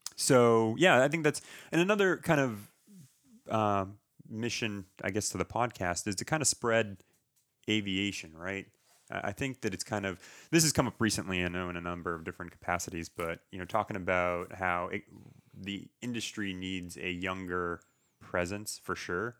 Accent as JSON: {"language": "English", "town": "Townsend", "region": "Massachusetts", "country": "United States", "tie": "born or raised there", "also_born_or_lived": "Nashua, New Hampshire", "moved": "as an adult", "lives_now": "Fort Worth, United States", "said": "I grew up in Townsend."}